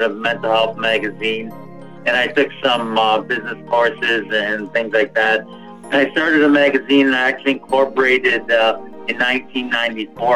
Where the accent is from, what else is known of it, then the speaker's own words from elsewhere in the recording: Niagara Falls, Ontario, Canada; I'm actually from, the closest place would be Niagara Falls, Ontario, Canada.